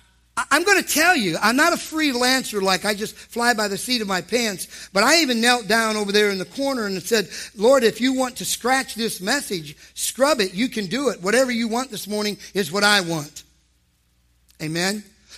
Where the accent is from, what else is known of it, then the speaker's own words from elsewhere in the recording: Ohio, United States; I'm from Ohio, by the way